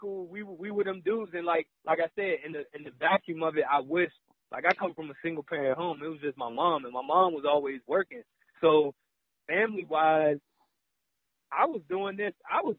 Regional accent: Newport News, Virginia, United States; moved away as an adult; I'm from Newport News. Like, I'm out here. This culture isn't my culture. I've never seen mountains and white folks like this

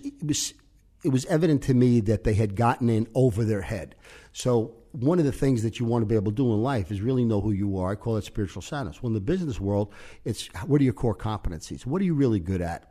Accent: New York City, New York, United States; moved away as an adult; also born or lived in Yonkers / Omaha; we grew up in the Dyke Street section of New York, which is gang area.

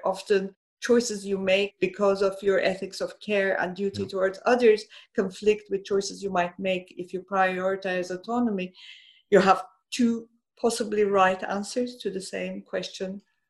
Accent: Iran; I grew up in Iran. I've seen the Islamic Revolution.

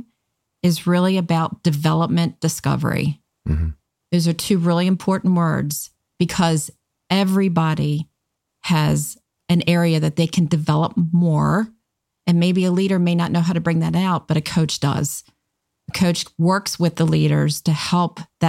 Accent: Maryland, United States; I'm from Maryland

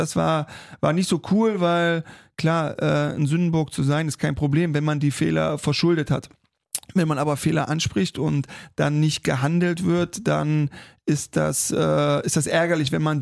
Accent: Saxony-Anhalt, Germany; Ich komme aus der Region, ich habe da selber auch gespielt, habe meine ersten Schritte gemacht. Natürlich gucke ich noch nach Magdeburg

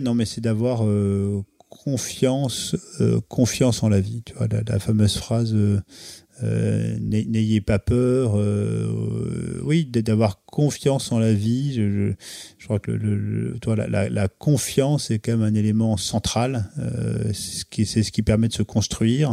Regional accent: Pays de Caux, near Fécamp, Normandy, France; also born or lived in Beaufortin; now in Paris, France; je viens aussi du pays de Caux, donc euh, près de Fécamp

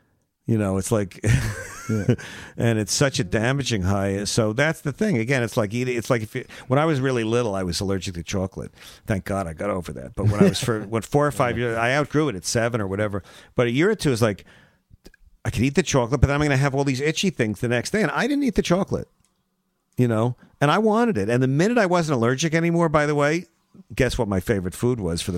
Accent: Iraq; Growing up in Iraq.

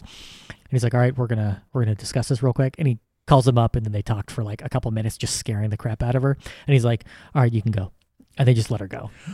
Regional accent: United States; as an American

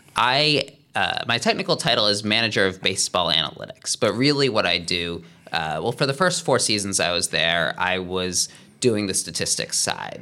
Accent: Philadelphia, Pennsylvania, United States; moved away as an adult; also born or lived in Cambridge, Massachusetts; now in Los Angeles, United States; I'm from the Philadelphia area

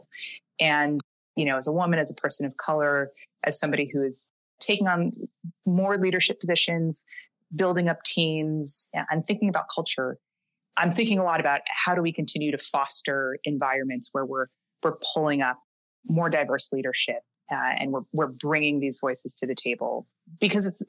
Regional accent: Canada; moved away as an adult; now in New York, United States; I am originally from Canada

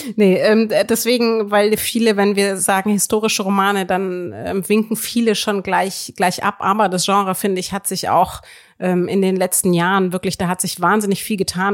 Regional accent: Würzburg, Bavaria, Germany; ich komme ja nun aus, aus Würzburg, wo man sehr viel über die katholische Kirche lernt

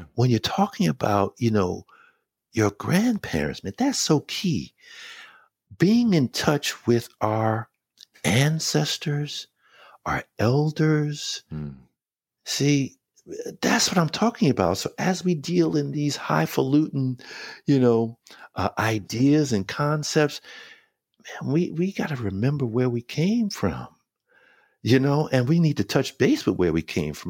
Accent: New York City, New York, United States; I was born in New York, in hmm. Brooklyn, New York. I grew up as a New Yorker

